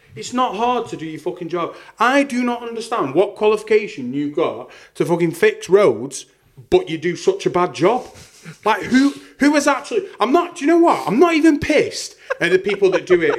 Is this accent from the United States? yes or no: no; Staffordshire, West Midlands, United Kingdom; my hometown, which I won't mention